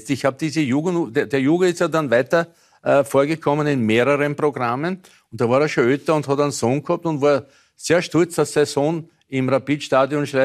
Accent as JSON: {"language": "German", "country": "Croatia", "said": "ich kann es mir erlauben, quasi als Kroate, ähm, das auch so heranzugehen."}